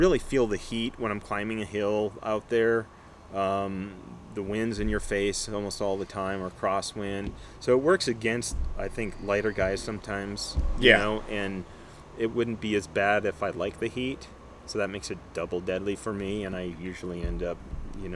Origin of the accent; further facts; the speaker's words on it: Michigan, United States; moved away; I'm originally from Michigan and my background is Nordic skiing